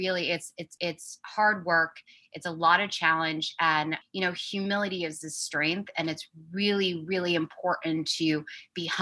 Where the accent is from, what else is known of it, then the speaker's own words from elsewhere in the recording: New York City, New York, United States; I grew up really fast in New York City